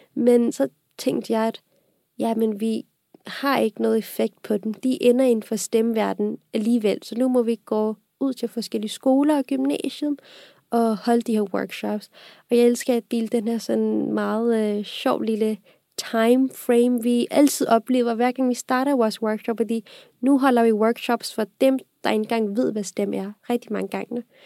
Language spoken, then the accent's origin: Danish; Pakistan; now in Denmark; jeg kommer oprindeligt fra Pakistan. Og jeg har boet i Pakistan også på grund af mit fars job, så jeg flyttede her til Danmark i 2010